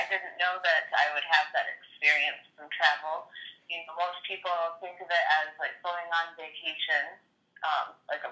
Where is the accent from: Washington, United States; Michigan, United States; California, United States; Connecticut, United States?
Michigan, United States; I'm from Michigan, so it's right next door